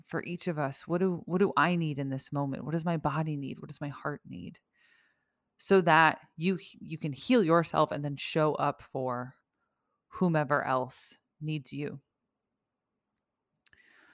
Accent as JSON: {"language": "English", "country": "United States", "said": "someone who has lived in a relative safety and peace as an American all of my life"}